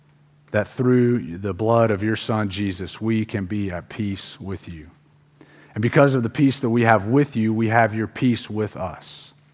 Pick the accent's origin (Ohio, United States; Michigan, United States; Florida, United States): Florida, United States; Pensacola; The church I grew up in Pensacola, Florida, which is a town that's on the city that's on the beach